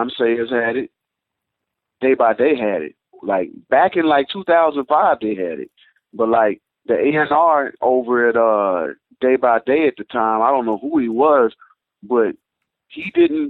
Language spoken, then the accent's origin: English; Little Rock, Arkansas, United States; I'm from Little Rock